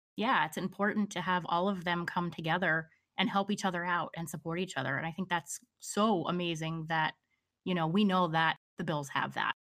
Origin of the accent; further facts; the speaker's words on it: Pennsylvania, United States; I'm a Pennsylvania girl. I grew up, was born and raised in Pennsylvania